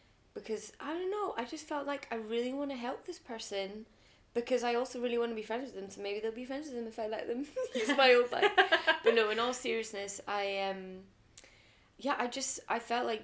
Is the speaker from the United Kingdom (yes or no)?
yes; Glasgow, Scotland, United Kingdom; also born or lived in London; I was born in London. I grew up in Glasgow, good old Glasgow in Scotland, UK.